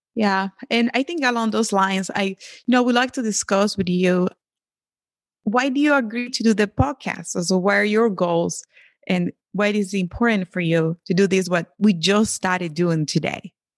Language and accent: English; Venezuela; moved away; I grew up in Venezuela, but my, my, my mom is Colombian and my father is Dominican